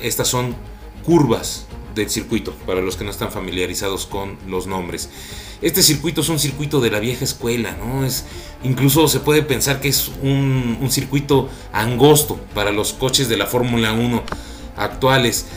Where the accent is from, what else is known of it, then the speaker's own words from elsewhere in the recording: Mexico; estamos súper orgullosos de, de ser mexicanos